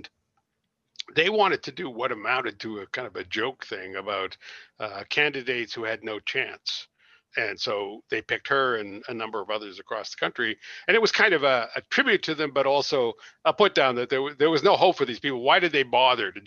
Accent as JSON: {"language": "English", "region": "Nova Scotia", "country": "Canada", "tie": "born or raised there", "said": "I grew up in Nova Scotia"}